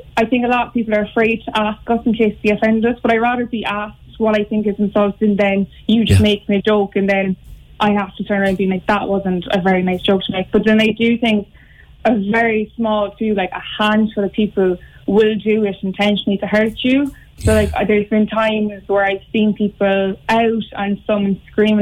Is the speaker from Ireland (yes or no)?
yes; Cork, Munster, Ireland; also born or lived in Limerick; I was born in Limerick, but I did move to Cork like when I was two